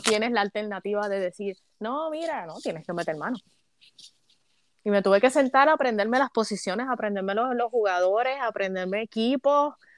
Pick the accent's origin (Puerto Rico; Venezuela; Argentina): Puerto Rico; Caguas; moved away as an adult; now in United States; yo nací y me crié en Puerto Rico